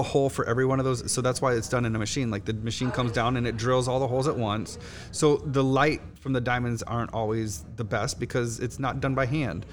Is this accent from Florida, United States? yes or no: yes; Miami, Florida, United States; moved away as an adult; also born or lived in Chicago; now in New Orleans, United States; I'm from Miami. I lived in Miami.